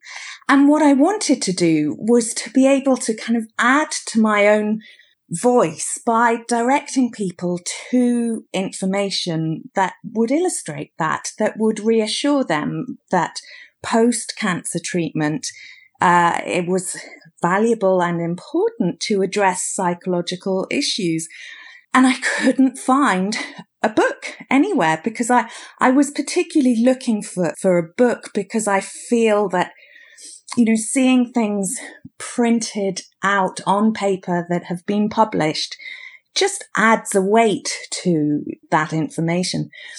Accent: United Kingdom; Well, it may be something about being British. I think that as a nation, we somehow, there's still an element of stiff upper lip.

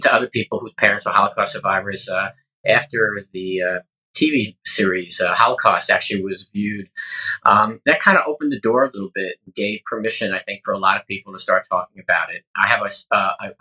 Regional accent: New York City, New York, United States; I grew up in the Bronx in the late 50s, early 60s

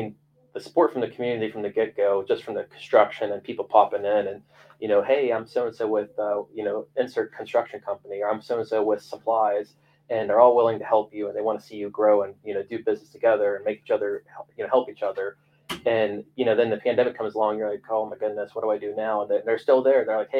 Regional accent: East Liverpool, Ohio, United States; I grew up down in Liverpool my whole life, and everyone had a boat.

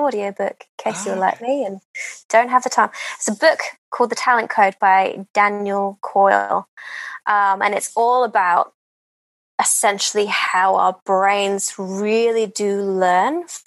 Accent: England, United Kingdom; I'm English

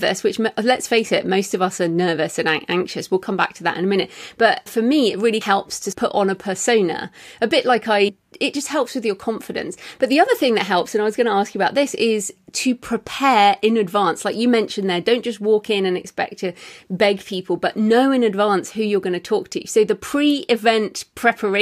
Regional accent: England, United Kingdom; being English

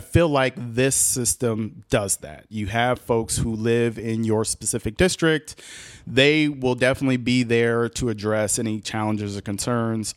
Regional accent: Boston, Massachusetts, United States; moved away as an adult; also born or lived in Ohio; now in Columbus, United States; growing up in Boston, that's how I got to school.

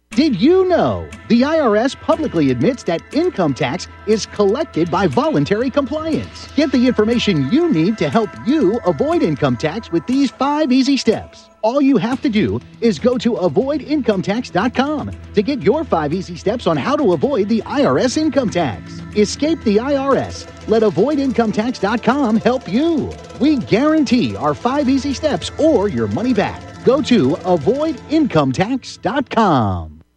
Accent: Pennsylvania, United States; the Commonwealth of Pennsylvania, my home state

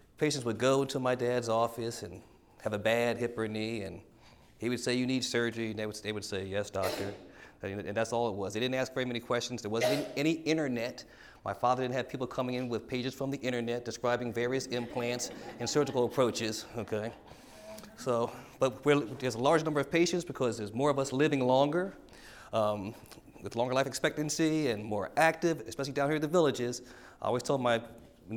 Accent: Philadelphia, Pennsylvania, United States; moved away; also born or lived in Washington, D.C. / Columbus, Ohio; I'm from Philadelphia, Pennsylvania.

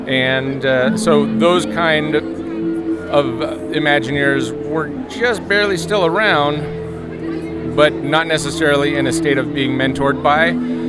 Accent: California, United States; moved away as an adult; also born or lived in Florida; I grew up in California, but started my actual Disney career in Florida.

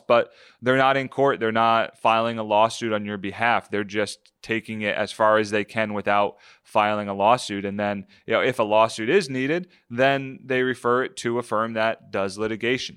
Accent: New Jersey, United States; a kid growing up in South Jersey, follow the Eagles religiously

